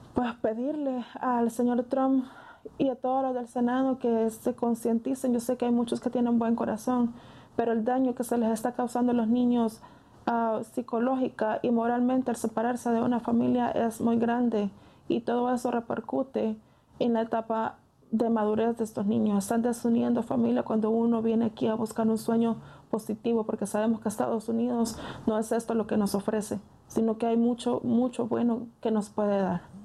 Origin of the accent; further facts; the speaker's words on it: Armenia, Sonsonate, El Salvador; now in United States; mi tierra pues es un pueblo muy, muy bonito